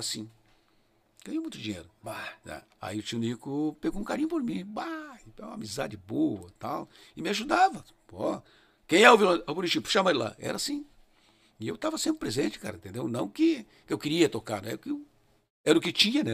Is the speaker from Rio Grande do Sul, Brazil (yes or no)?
yes; Rio Grande do Sul, Brazil; moved away as an adult; now in Curitiba, Brazil; Eu sou gaúcho, não vou jamais perder a raiz.